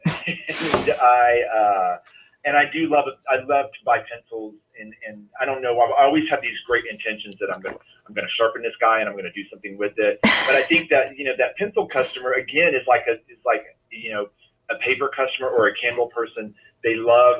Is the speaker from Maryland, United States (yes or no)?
no; Tennessee, United States; Even when I was growing up in Tennessee, we would drive to Atlanta and go to Lenox Mall.